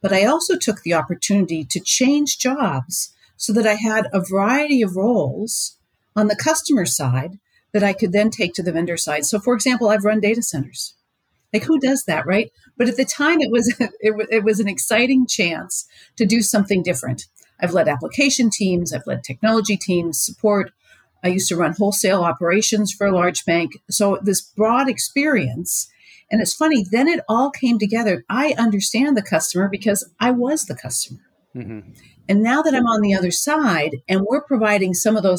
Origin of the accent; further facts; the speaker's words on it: Pittsburgh area, Pennsylvania, United States; come from that part of that neck of the woods